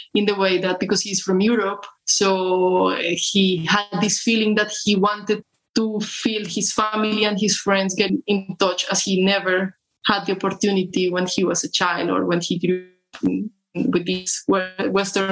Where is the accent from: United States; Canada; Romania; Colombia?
Colombia; I'm from Colombia.